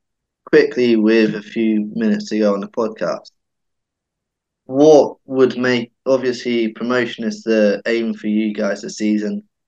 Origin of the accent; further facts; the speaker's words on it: Jersey; It's the rivalry that we all talk about when we're from Jersey.